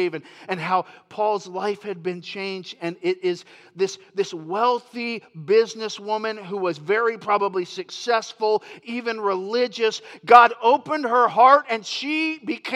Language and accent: English; Florida, United States; moved away as an adult; now in Yuba City, United States; I grew up in Florida